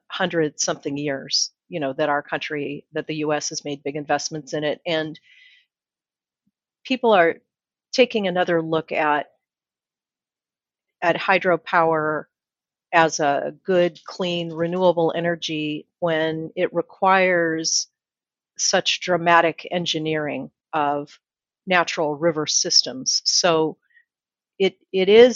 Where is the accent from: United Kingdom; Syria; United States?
United States; Utah; now in Phoenix, United States; Utah, my home state, Arizona, I'm in Phoenix